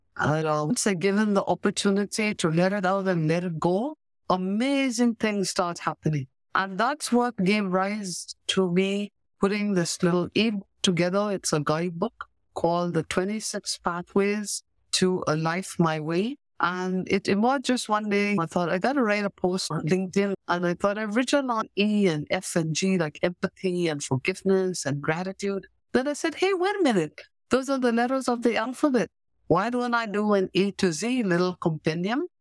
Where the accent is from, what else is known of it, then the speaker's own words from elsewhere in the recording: Pakistan; first language English; moved away as an adult; also born or lived in India / Goa; now in Canada; I was born in India because my maternal family lives there, but I grew up in Pakistan on the other side of the border